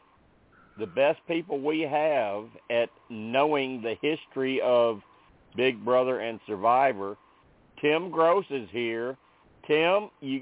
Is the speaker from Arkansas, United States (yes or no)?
yes; Arkansas, United States; I'm from Arkansas.